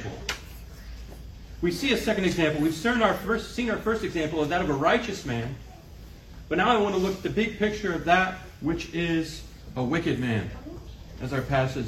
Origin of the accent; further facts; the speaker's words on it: Kansas City, United States; I grew up in Kansas City. I'm a city boy